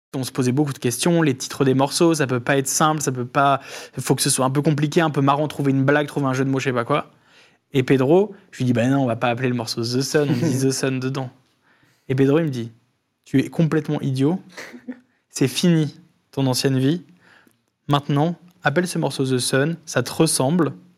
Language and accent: French; Lille, Hauts-de-France, France; je viens de Lille